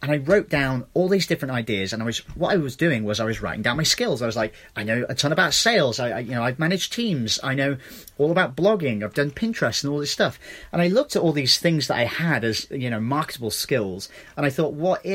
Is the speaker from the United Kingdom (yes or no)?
yes; England, United Kingdom; moved away; I'm from England.